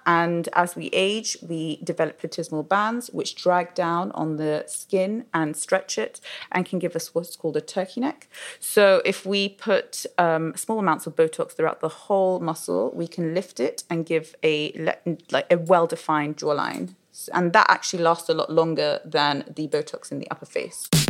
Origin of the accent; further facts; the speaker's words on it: London, United Kingdom; So I was born in London. Uh, my parents are of Iraqi origin. Um, wow. I studied my whole life here